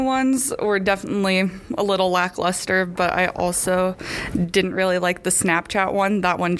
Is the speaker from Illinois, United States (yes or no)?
yes; Delvin, Illinois, United States; I'm from Delvin, Illinois. I'm a business and administrations major, and I'm a transferred sophomore.